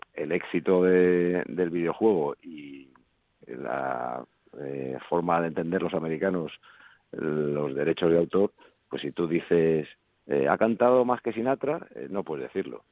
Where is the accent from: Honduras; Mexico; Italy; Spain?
Spain; Madrid, Community of Madrid; also born or lived in Folgueras, Asturias; también me siento madrileño, claro, porque hacer nací aquí